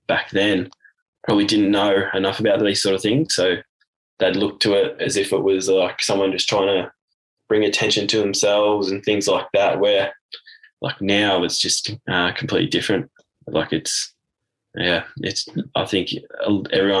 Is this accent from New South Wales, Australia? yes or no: no; Warragul, Victoria, Australia; moved away; left my hometown of Warragul, and I joined the army